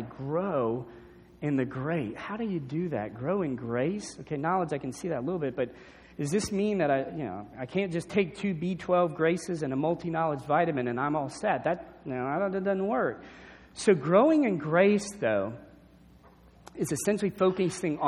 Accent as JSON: {"language": "English", "town": "New Orleans", "region": "Louisiana", "country": "United States", "tie": "born or raised there", "said": "growing up in New Orleans"}